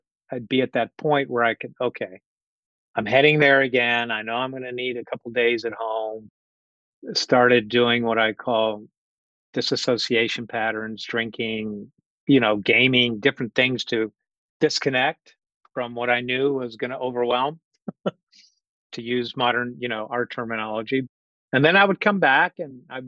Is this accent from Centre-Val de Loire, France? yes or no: yes; Orléans, Centre-Val de Loire, France; moved away; I'm originally from Orléans, France, south of Paris. Came to this country permanently in 1988.